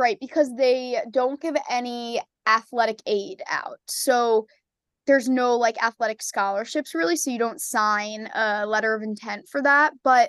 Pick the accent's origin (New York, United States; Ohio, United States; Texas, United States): New York, United States; I'm a Knicks fan because I'm from New York, but I can't say I'm too dedicated.